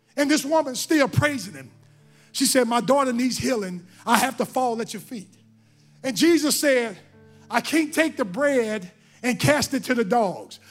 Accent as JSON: {"language": "English", "region": "Mississippi", "country": "United States", "said": "I'm from Mississippi"}